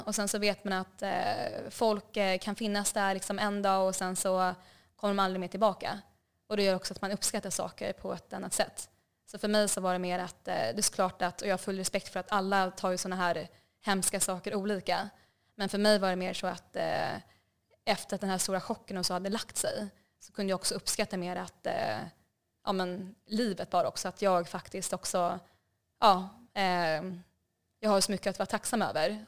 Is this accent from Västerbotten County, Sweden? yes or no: no; Stockholm, Stockholm County, Sweden; moved away as an adult; also born or lived in Hanoi, Vietnam; now in Vietnam; Så jag växte upp i, ja, växte upp i Stockholm